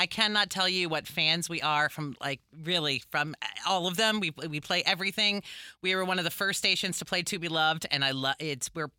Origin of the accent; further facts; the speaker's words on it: Detroit, Michigan, United States; now in Chicago, United States; here in Chicago. I'm from Detroit as well.